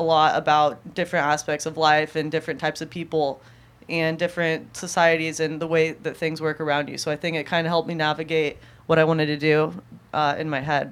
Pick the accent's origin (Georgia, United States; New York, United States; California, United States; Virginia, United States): California, United States; Southern; also born or lived in Santa Ana Heights; growing up in Southern California